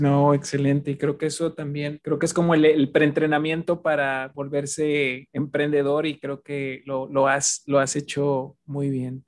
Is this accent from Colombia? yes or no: no; Mexico; esa gran alta autoestima que tenemos como mexicanos